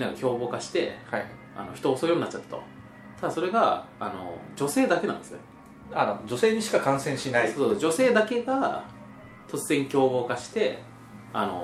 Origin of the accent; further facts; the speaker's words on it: Shizuoka, Japan; also born or lived in Kagoshima Prefecture; 年末年始はまあ僕はまあ静岡に帰ったんですけども、ええ、まあ静岡育ちなんですよ